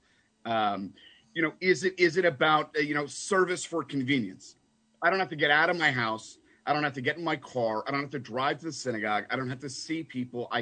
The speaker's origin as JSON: {"language": "English", "country": "Canada", "tie": "born or raised there", "also_born_or_lived": "London, United Kingdom", "moved": "yes", "lives_now": "United States", "said": "Growing up in Canada"}